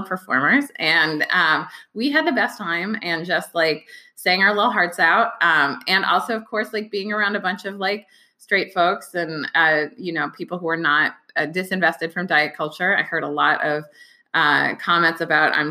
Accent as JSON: {"language": "English", "area": "Bay Area", "region": "California", "country": "United States", "tie": "born or raised there", "also_born_or_lived": "Brooklyn / Los Angeles", "moved": "as an adult", "said": "I grew up in the Bay Area"}